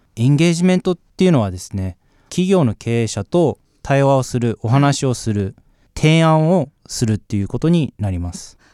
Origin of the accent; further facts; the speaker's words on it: Osaka, Japan; moved away; also born or lived in Melbourne, Australia; 出身は、えー、実はまあ大阪でして、はい、ただまあオーストラリアにずっと住んでいたので、まあ、全部で20年間